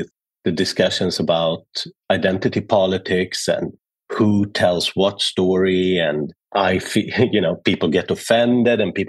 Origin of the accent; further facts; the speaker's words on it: Sweden; I was born in Sweden, but being born in Sweden in the early 70s was complicated as a son of an immigrant